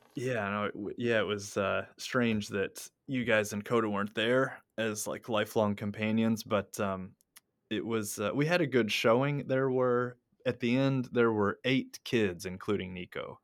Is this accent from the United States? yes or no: yes; United States; now in Japan; I'm an American